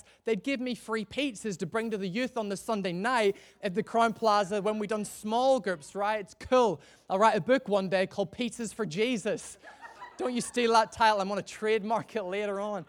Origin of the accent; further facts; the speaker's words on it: Northern Ireland, United Kingdom; moved away as an adult; also born or lived in Gloucester; now in Chester, United Kingdom; I'm originally from Northern Ireland. I don't know if you can hear that from my messed up accent